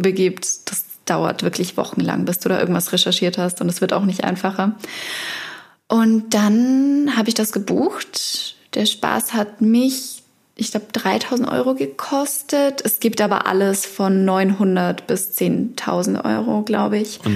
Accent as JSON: {"language": "German", "area": "near Regensburg, Upper Palatinate", "region": "Bavaria", "country": "Germany", "tie": "born or raised there", "moved": "as an adult", "lives_now": "Berlin, Germany", "said": "aus der Nähe von Regensburg"}